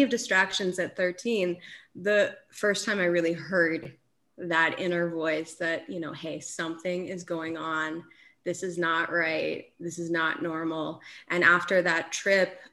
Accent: Aspen, Colorado, United States; So I live in Aspen. I grew up in Aspen, Colorado.

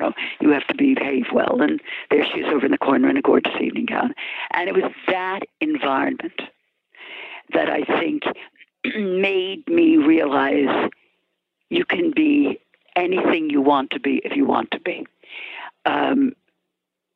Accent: New York City, New York, United States; also born or lived in Ireland; I'm Irish and I'm a New Yorker

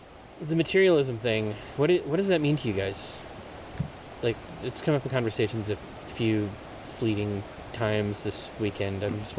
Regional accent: Oregon, United States; I've been backpacking every year since I was 6 years old, pretty much, and never outside of Oregon.

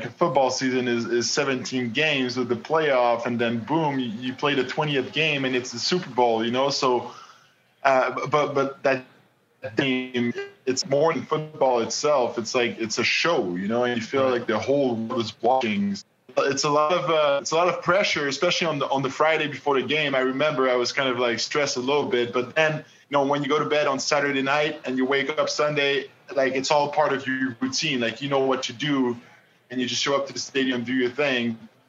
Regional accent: Montreal, Quebec, Canada; first language French; English is a second language; I grew up in Quebec and Montreal. My parents, you know, both speak French.

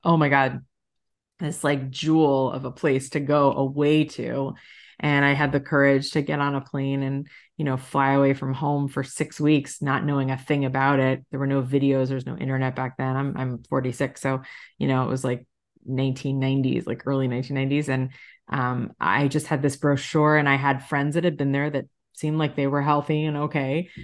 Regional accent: South Florida, United States; moved away; also born or lived in Long Island, New York; I was born in New York, like most Jews, and I grew up in South Florida

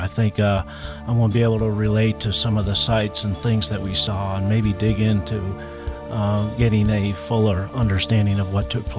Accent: North Carolina, United States; I'm here with my wife. We're from North Carolina.

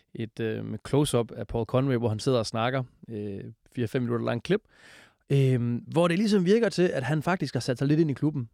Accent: Esbjerg, Southern Denmark, Denmark; jeg er fra Esbjerg, og det er min familie også

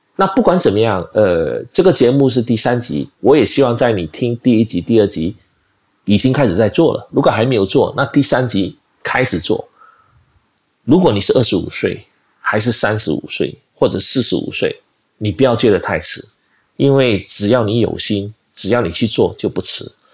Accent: Malaysia; 我马来西亚人

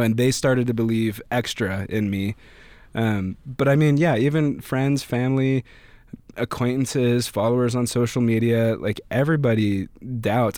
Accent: Pocatello, Idaho, United States; also born or lived in Greeley, Colorado / Boise, Idaho / Meridian, Idaho / Twin Falls, Idaho; I was born in Colorado near Denver in a small city called Greeley. Lived there till I was, like, ten, uh, and then I've lived in Idaho

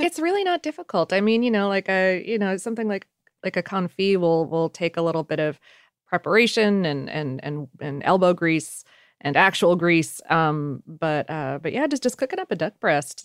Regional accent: South Florida, United States; growing up in South Florida

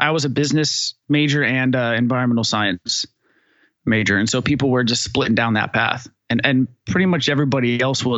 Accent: Northern California, United States; moved away as an adult; now in Austin, United States; I grew up in Northern California

